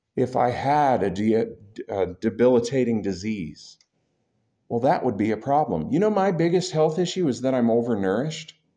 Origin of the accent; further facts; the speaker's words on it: United States; I'm an American